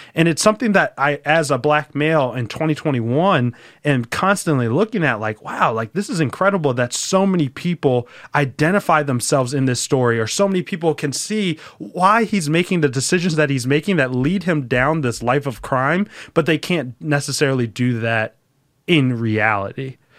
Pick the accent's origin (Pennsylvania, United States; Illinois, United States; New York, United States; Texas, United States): Pennsylvania, United States; Philadelphia; I grew up in the city of Philadelphia. I grew up in Roxborough, though, which is, like, on the outskirts.